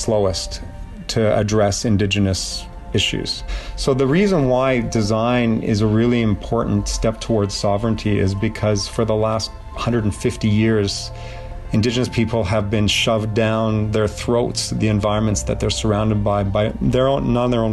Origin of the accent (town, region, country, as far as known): Prince Albert, Saskatchewan, Canada; born or raised there; moved away as an adult; also born or lived in Calgary, Alberta / Scotland / Montana, United States; now in Sudbury, Canada